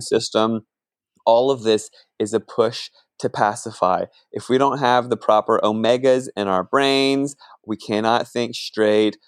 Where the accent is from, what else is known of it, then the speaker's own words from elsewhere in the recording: Northern Virginia, United States; moved away; also born or lived in California; I grew up in Northern Virginia, right on the Mason-Dixon line